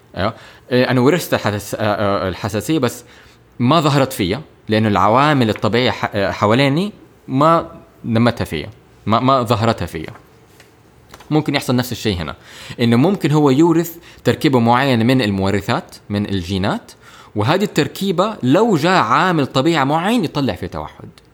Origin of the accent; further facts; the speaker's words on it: Jeddah, Makkah Province, Saudi Arabia; also born or lived in Cairo, Egypt / United Kingdom; انا تخرجت من مدرسه دار الفكر في هنا في جده